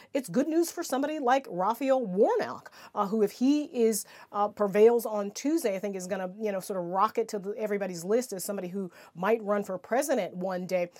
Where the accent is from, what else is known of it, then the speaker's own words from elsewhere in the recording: South Carolina, United States; South Carolina, my home state